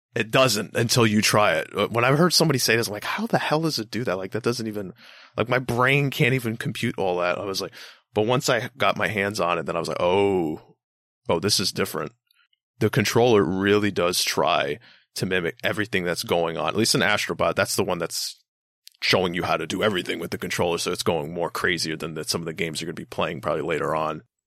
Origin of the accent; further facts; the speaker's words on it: Long Island, New York, United States; also born or lived in Bronx, New York; I've lived on Long Island pretty much my entire life. I was born in the Bronx, you know, I was, we moved to Long Island when I was, like, b, not even one. So, pretty much raised my entire life here